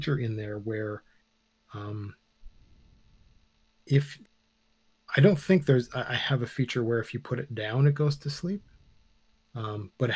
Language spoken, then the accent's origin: English; Canada; we're Canadian